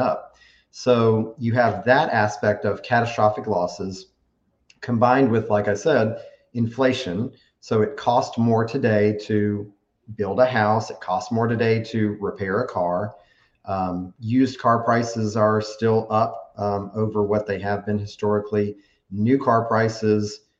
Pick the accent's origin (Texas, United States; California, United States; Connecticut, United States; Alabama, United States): Alabama, United States; Tuscaloosa; I grew up on Lake Tuscaloosa. When we first moved to Alabama in 1982 is when I moved to Alabama. We had a house on Lake Tuscaloosa at that time. So I was 7 years old and, just grew up on the lake